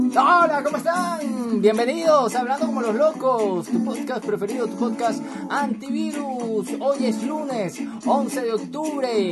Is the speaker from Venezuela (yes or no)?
yes; Venezuela; aquí en Venezuela, yo soy venezolano